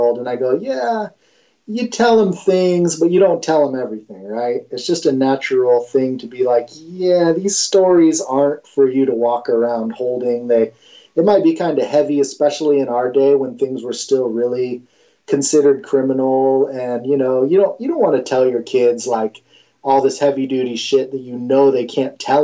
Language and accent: English; Mendocino, California, United States; the dude who just fucking grew up with everything because I was from Mendo